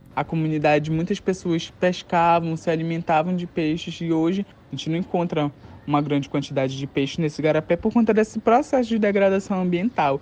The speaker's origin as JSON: {"language": "Portuguese", "town": "Castanhal", "region": "Pará", "country": "Brazil", "tie": "born or raised there", "said": "Sou nascido e criado na comunidade na Groveleta, aqui"}